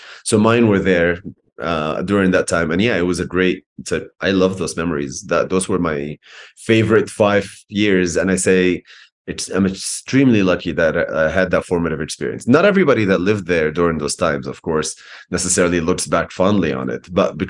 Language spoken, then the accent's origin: English; Alexandria, Alexandria Governorate, Egypt; born there; moved away; I'm born in Alexandria. Okay. But most of my life essentially has been outside of Egypt.